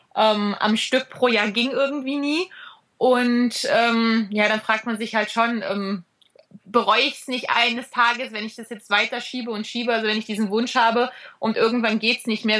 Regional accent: Black Forest, Baden-Württemberg, Germany; moved away; also born or lived in Ostalb, east of Stuttgart; dass wir uns zu Hause immer noch im Schwarzwald fühlen

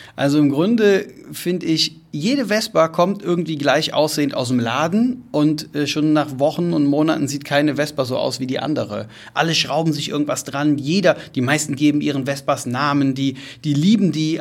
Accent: Germany; Da war die Antwort, ich Deutschland

